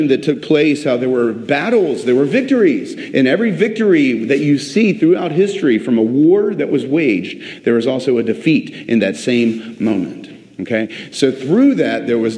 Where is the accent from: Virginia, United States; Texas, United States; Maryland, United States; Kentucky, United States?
Virginia, United States; Virginia Beach; I grew up in Virginia Beach